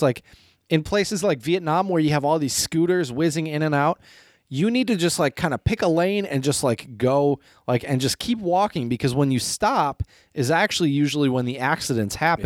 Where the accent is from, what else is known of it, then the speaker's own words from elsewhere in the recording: Midwest, United States; as a Midwesterner